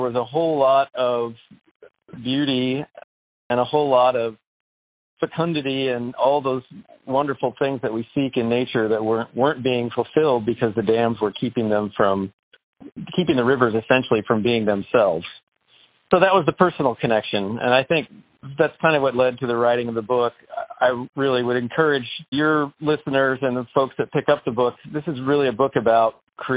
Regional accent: Portland, Oregon, United States; I grew up in East Portland, Oregon

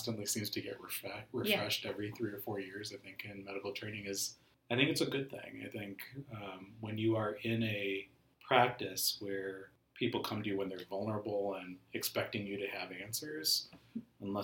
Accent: just outside Chicago, Illinois, United States; moved away as an adult; also born or lived in Minneapolis, Minnesota; now in Minnesota, United States; I'm not originally a Minnesotan. I'm an Indian American guy from just outside Chicago, and I moved here about 13 years ago.

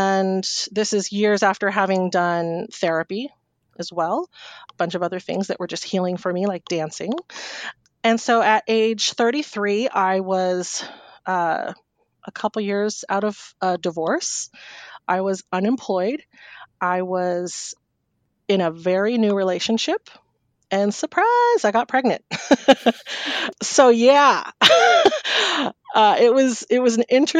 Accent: Humboldt County, California, United States; also born or lived in San Francisco Bay Area; now in Sacramento, United States; I grew up in Humboldt County

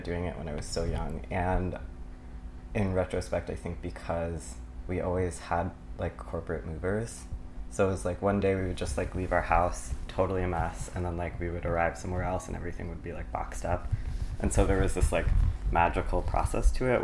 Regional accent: Stamford, Connecticut, United States; also born or lived in Los Angeles area, California / Palo Alto, California; now in Brooklyn, United States; I grew up primarily in Stamford, but my dad has worked for IBM for almost 40 years, and so we used to move around kind of in between California and Connecticut

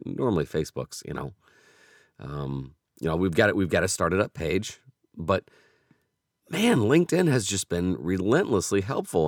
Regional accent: Indianapolis, Indiana, United States; I was from Indianapolis

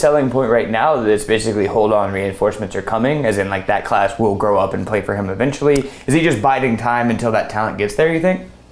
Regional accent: Hoover, Alabama, United States; I grew up in Hoover

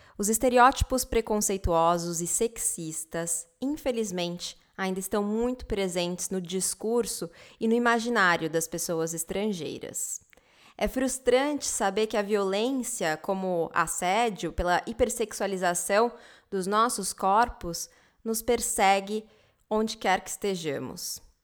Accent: Brazil; moved away; eu era brasileira

